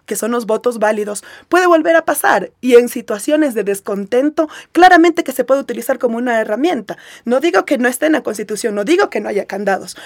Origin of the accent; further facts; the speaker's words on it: Esmeraldas, Ecuador; en Esmeraldas, en mi tierra